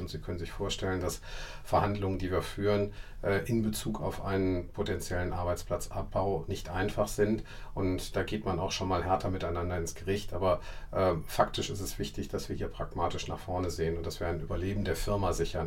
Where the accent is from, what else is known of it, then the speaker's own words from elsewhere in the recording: Essen, North Rhine-Westphalia, Germany; ich wohne auch weiterhin gerne in Essen, weil Essen ist meine Heimatstadt